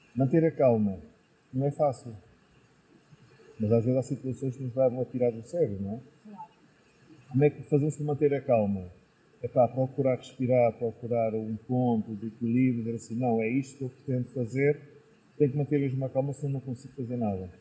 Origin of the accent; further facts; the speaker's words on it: Lisbon, Portugal; moved away as an adult; now in Penafiel, Portugal; eu sou natural de Lisboa, nasci lá em Lisboa